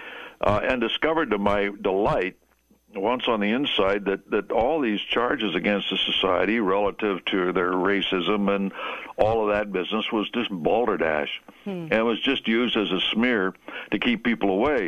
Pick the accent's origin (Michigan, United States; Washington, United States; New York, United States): Washington, United States; Seattle; I was raised in Seattle